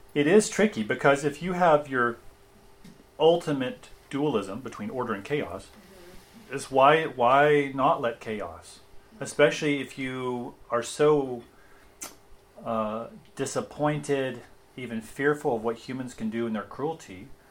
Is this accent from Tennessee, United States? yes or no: yes; Tennessee, United States; accent: Tennessee; my Tennessee accent